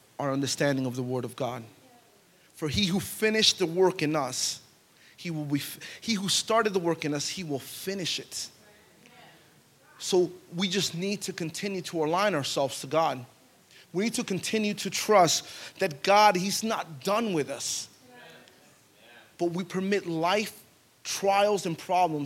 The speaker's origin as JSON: {"language": "English", "town": "Pine Hills", "region": "Florida", "country": "United States", "tie": "born or raised there", "said": "We grew up in the hood. We grew up in Pine Hills"}